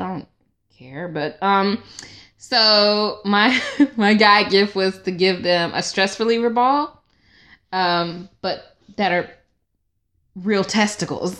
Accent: Stone Mountain, Georgia, United States; I'm from Stone Mountain, Georgia

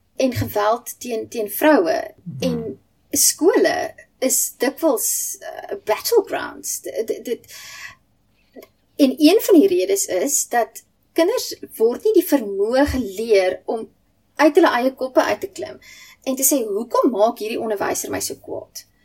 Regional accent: South Africa; ek as 'n gewone Suid-Afrikaner

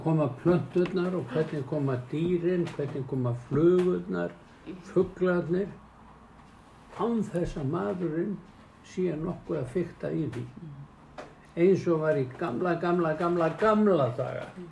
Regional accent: Iceland; Ég ólst upp í Grafáraldi allan tíman

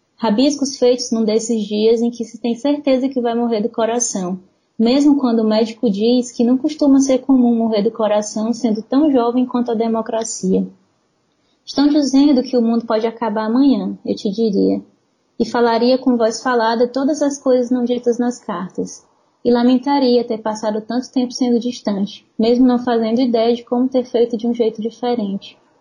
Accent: São Luís, Maranhão, Brazil; moved away as an adult; now in Fortaleza, Brazil; Eu tenho 31 anos, eu cresci em São Luís.

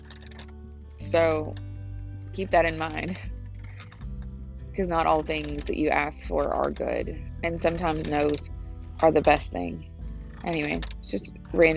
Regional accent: United States; the freedoms that I have as an American.

